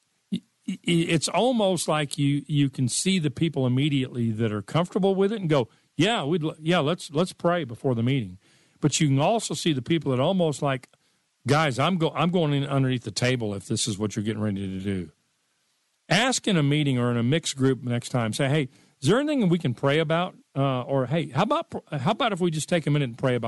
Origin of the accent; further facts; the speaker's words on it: Dallas, Texas, United States; I grew up in America. I grew up in Dallas, Texas.